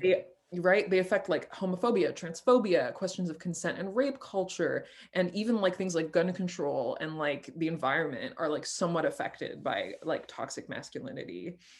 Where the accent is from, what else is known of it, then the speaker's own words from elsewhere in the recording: France; moved away; I grew up in France